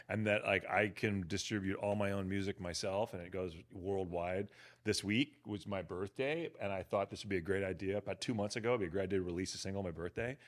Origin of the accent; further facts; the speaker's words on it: Berkeley, California, United States; moved away as an adult; also born or lived in Europe; now in Los Angeles, United States; grew up in Berkeley, went to Cal